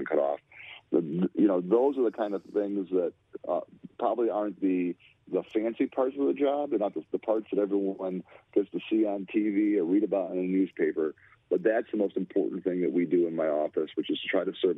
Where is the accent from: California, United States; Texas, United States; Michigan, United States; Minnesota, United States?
Michigan, United States; Lansing; I grew up in the Capitol building. I used to play hide and go seek in the Capitol building